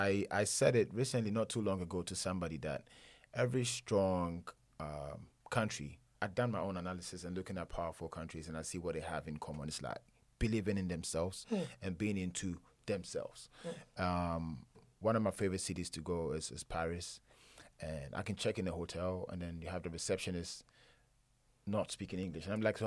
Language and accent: English; Ghana; I was born and bred in Ghana